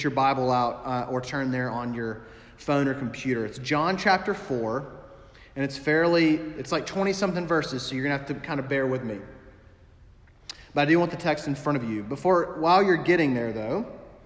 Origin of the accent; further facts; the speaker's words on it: Alabama, United States; moved away as an adult; also born or lived in St. Louis / upstate South Carolina; now in South Carolina, United States; I grew up in Alabama, and so I grew up hearing about Alabama and Auburn